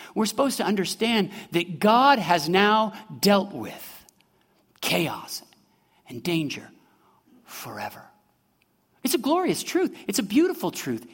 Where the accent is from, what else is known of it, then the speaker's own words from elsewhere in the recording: Midwest, United States; moved away as an adult; I'm from the Midwest